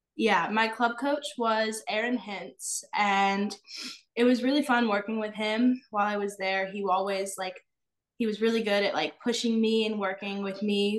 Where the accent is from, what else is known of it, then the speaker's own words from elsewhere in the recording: Illinois, United States; moved away; originally I'm from Illinois and I grew up as a dancer